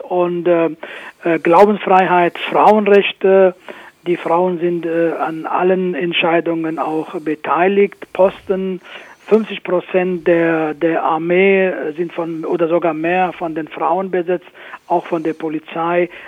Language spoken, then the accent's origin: German; Afrin, Aleppo Governorate, Syria; now in Germany; Afrin, wo ich geboren bin, wo, wo meine Mutter noch lebt